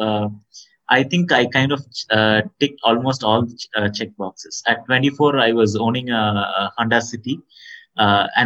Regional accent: Tiruchirappalli, Tamil Nadu, India; born and brought up in Trichy, a town in South India

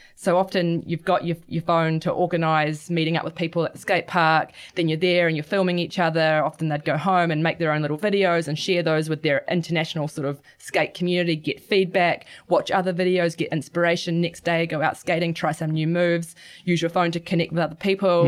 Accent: Gisborne, New Zealand; growing up in Gisborne, surfing and skateboarding were always, were always around

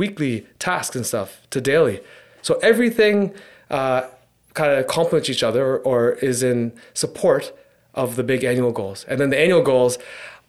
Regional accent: Hamilton, Ontario, Canada; me being born and raised in Hamilton, I've actually never left Hamilton. I still live in Hamilton.

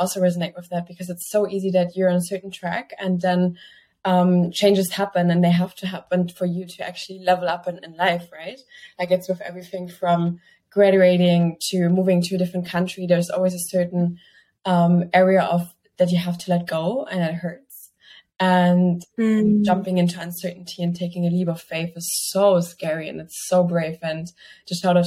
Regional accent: Germany; moved away as an adult; also born or lived in Barcelona, Spain / Milan, Italy; I was growing up in Germany, basically in the middle of the fields.

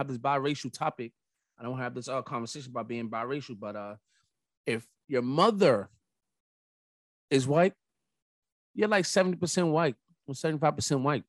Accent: New York City, New York, United States; as a New Yorker

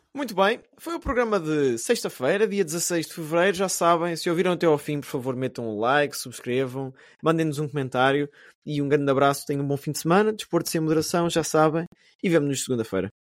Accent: Portugal; moved away as an adult; now in England, United Kingdom; mesmo enquanto português, eu estou aqui fora de Portugal já há 11 anos

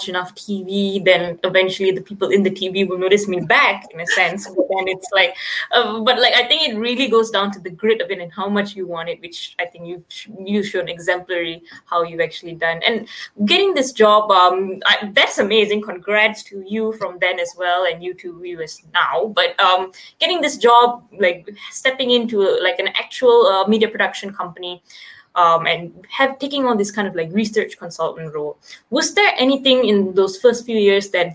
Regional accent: Malaysia; as someone who grew up in Malaysia

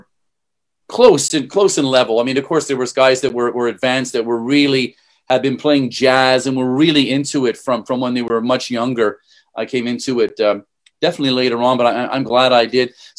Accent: Montreal, Quebec, Canada; now in Singapore; I'm from Montreal. I played mostly in Quebec

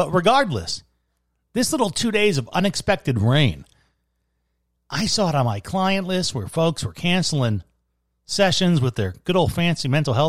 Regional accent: Midwest, United States; moved away; As a Midwesterner

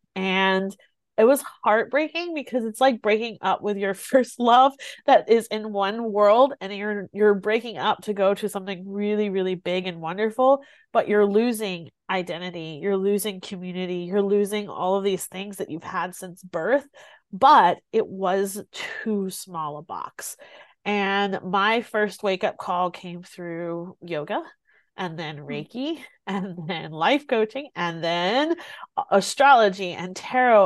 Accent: Greenwood, South Carolina, United States; i grew up here in South Carolina, and I grew up here in a very small town in South Carolina

